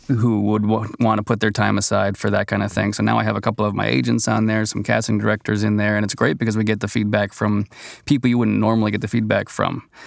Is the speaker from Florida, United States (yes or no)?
no; Boston, Massachusetts, United States; moved away as an adult; now in Los Angeles, United States; originally from New England area, Boston, and flew out here, oh, a little over ten years ago